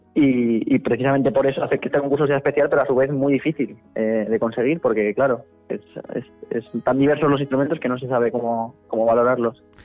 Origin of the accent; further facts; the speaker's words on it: Madrid, Community of Madrid, Spain; also born or lived in León; Sí, nací en León, correcto. Vivo en Madrid desde que nací prácticamente, así que soy medio leonés, medio madrileño